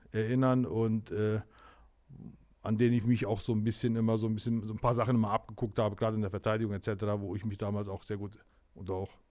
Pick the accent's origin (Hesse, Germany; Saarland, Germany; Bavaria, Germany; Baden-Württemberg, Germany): Hesse, Germany; Lauterbach; Ich komme aus Lauterbach.